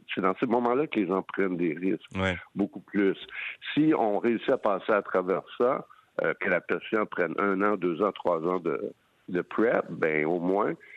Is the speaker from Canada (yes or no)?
yes; Montreal, Quebec, Canada; chez nous à Montréal